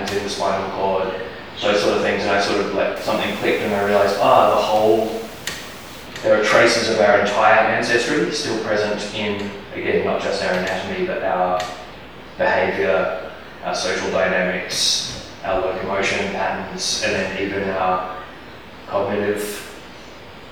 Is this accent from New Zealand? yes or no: yes; New Zealand; moved away; also born or lived in Australia; I spent a lot of time in the bush growing up in New Zealand and living in Australia.